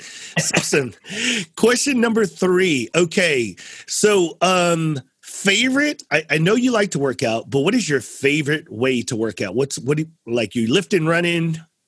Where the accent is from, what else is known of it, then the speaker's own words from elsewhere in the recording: San Antonio, Texas, United States; Growing up in San Antonio, grew up in Hispanic culture, language, took 2 years in high school, clept out of 9 hours in college. I wouldn't say I was fluent, but pretty good at it.